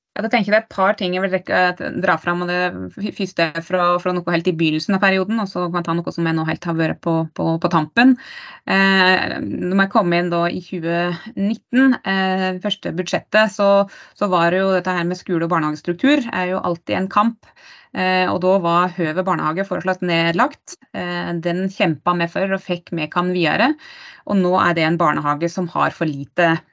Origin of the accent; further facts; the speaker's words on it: Dagali, Buskerud, Norway; Født og oppvokst i Dagali i Hol kommune